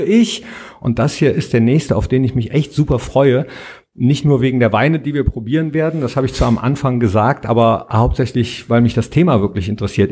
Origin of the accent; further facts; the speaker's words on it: Mönchengladbach, North Rhine-Westphalia, Germany; Hier am Nordpark im wunderschönen Mönchengladbach, wo ich geboren bin und auch arbeite